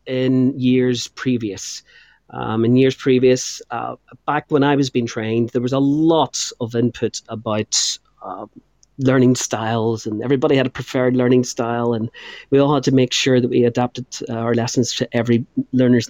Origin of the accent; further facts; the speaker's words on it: Northern Ireland, United Kingdom; moved away as an adult; now in England; I'm from Northern Ireland.